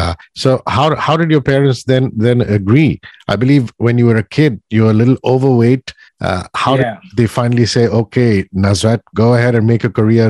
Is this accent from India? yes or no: yes; India; I'm from India